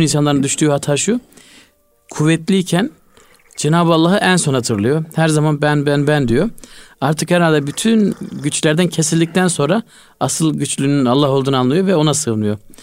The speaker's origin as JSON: {"language": "Turkish", "region": "Malatya", "country": "Turkey", "tie": "born or raised there", "said": "Ben küçüklüğümde hatırlıyorum. Malatya'da e, bizim köyde"}